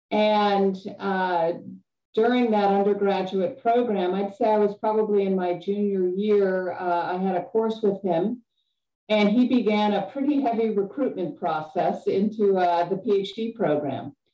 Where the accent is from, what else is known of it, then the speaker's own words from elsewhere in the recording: Cayman Islands; also born or lived in Chicago, United States; I was born outside of Chicago and uh, lived there until about midway through elementary school. And then my family moved to Grand Cayman in the Caribbean, uh, which was a pretty radical, radical shift from cold and snowy Chicago.